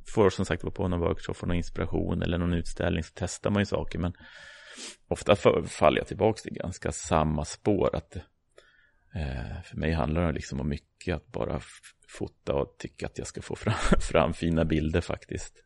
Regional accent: Uppsala, Uppsala County, Sweden; jag är ju uppvuxen här i Uppsala, eller utanför

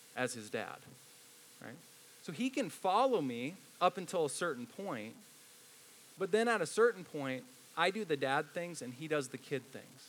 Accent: Indiana, United States; I grew up in Indiana, so I love the movie Hoosiers

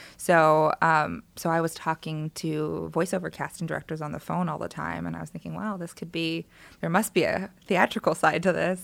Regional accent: Los Angeles, California, United States; also born or lived in Palmdale; I was born in Los Angeles and stayed here for a little bit, and then my family moved out to Palmdale, Um, but my grandparents lived in Koreatown, so I was here all the time.

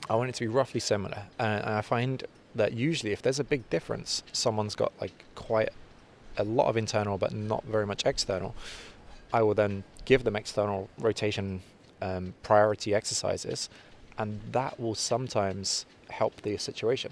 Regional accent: London, United Kingdom; also born or lived in North Cyprus; I was born in London, but my family are from, from North Cyprus.

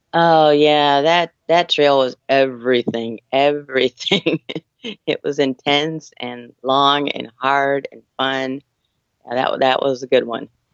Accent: San Diego, California, United States; I'm from San Diego, California

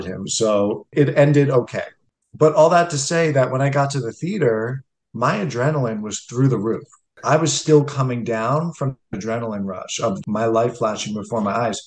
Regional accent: United States; as from an American point of view

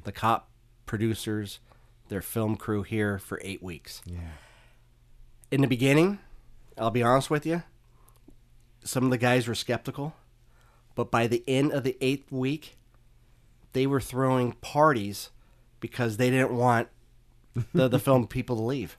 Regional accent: Stockton, California, United States; also born or lived in Oakland, California; I was born in Oakland. I moved out to Stockton when I was one years old. So I've lived hmm. in the city for most of my life.

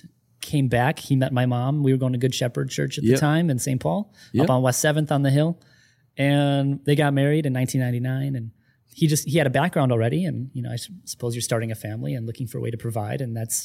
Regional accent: Angeles, Central Luzon, Philippines; born there; Oh, I was born in the Philippines.

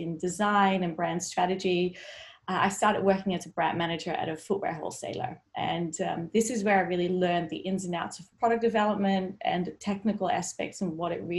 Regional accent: Netherlands; I grew up in the Netherlands

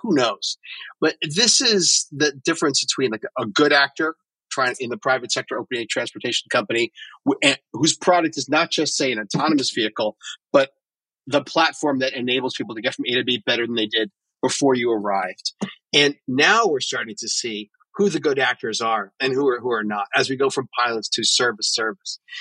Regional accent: New York City, New York, United States; I'm a New Yorker

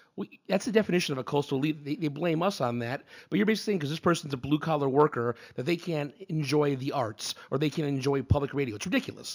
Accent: New England, United States; we're both from New England Red Sox fans.

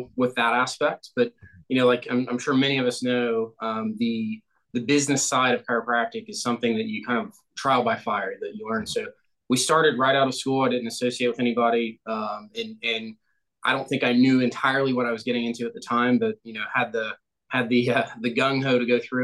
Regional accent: Ohio, United States; now in Greenville, United States; I am originally from Ohio and currently in Greenville, South Carolina.

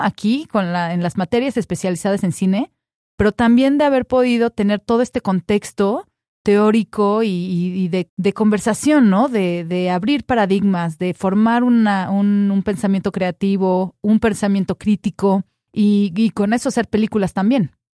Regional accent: Cuernavaca, Morelos, Mexico; moved away as an adult; also born or lived in Mexico City; yo crecí en Cuernavaca

